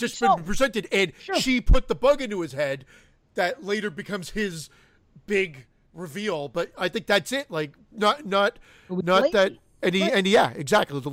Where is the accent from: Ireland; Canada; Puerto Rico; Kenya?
Canada; I'm Canadian